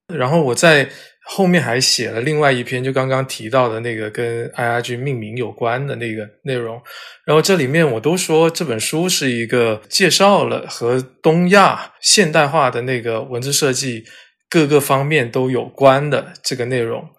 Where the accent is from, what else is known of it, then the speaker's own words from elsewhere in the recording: Guangdong, China; now in Beijing, China; 我自己作为广东人